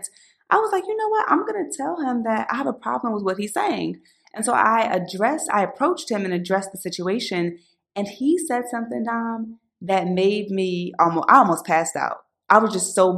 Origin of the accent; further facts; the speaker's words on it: Philadelphia, Pennsylvania, United States; back when I was growing up in Philly